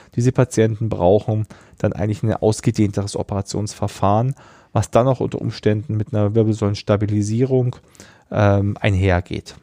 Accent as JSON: {"language": "German", "town": "Rosenheim", "region": "Bavaria", "country": "Germany", "tie": "born or raised there", "also_born_or_lived": "Braunschweig/Wolfsburg region", "moved": "yes", "lives_now": "Braunschweig, Germany", "said": "bin ich ja in Rosenheim aufgewachsen, also fast in den Bergen."}